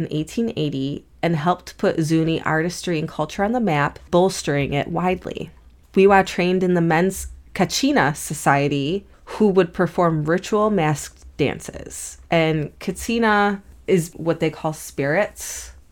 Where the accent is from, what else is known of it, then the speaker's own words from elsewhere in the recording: United Kingdom; Everybody in Britain is frigid, and I'm British, so don't worry